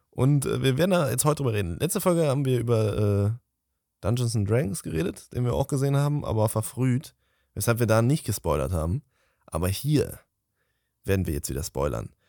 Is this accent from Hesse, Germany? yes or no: no; Cologne, North Rhine-Westphalia, Germany; Wir sind Kölner.